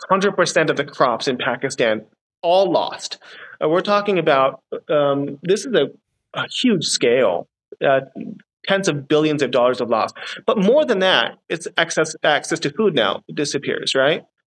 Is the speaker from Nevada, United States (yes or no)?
no; California, United States; moved away as an adult; now in Singapore; I'm from California as well